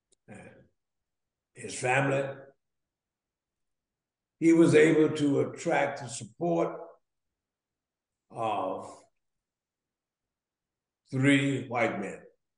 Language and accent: English; Jackson, Mississippi, United States; born there; I was licensed to preach the gospel from College Hill Baptist Church of Jackson. I was born in Jackson. Proud of it.